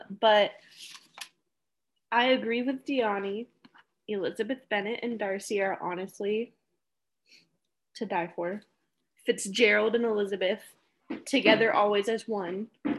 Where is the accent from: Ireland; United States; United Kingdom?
United Kingdom; accent: British; But, you know, with my British accent and everything, it's a struggle.